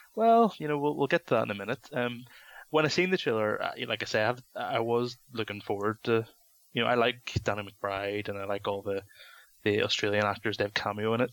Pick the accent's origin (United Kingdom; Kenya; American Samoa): United Kingdom; London; moved away; we used to go to a video shop in London where I used to live